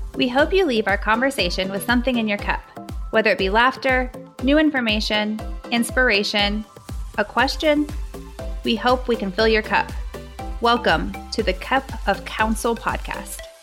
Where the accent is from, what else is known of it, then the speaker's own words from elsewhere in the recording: Dayton, Ohio, United States; now in Cleveland, United States; I'm actually from Dayton, Ohio, but I now live in Cleveland, Ohio.